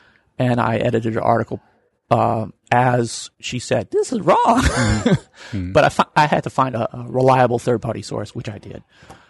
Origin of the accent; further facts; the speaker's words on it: Washington, District of Columbia, United States; I'm from Washington, D.C.